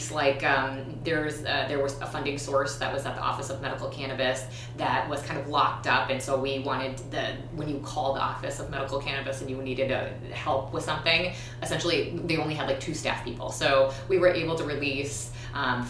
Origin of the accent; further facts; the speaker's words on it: Minneapolis, Minnesota, United States; also born or lived in Edina, Minnesota; I grew up in North Minneapolis, Northeast, and I grew up really poor to a single mom.